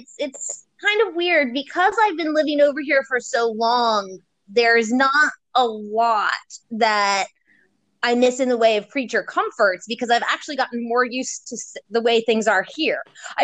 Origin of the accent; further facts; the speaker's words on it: Maryland, United States; moved away as an adult; also born or lived in Virginia; I come from Maryland and lived in both Maryland and Virginia, so I'm technically considered a bit southern.